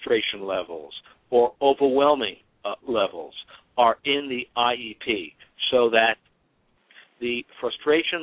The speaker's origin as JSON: {"language": "English", "town": "New York City", "region": "New York", "country": "United States", "tie": "born or raised there", "said": "I came from Brooklyn Projects"}